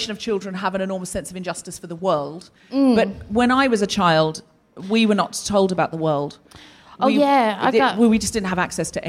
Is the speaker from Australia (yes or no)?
yes; Australia; I am also Australian